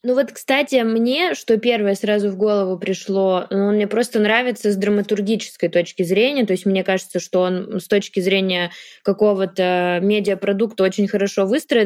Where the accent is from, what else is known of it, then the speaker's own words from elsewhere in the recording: Yaroslavl, Yaroslavl Oblast, Russia; moved away; Мы оба из Ярославля, мы жили в одном районе, недалеко друг от друга.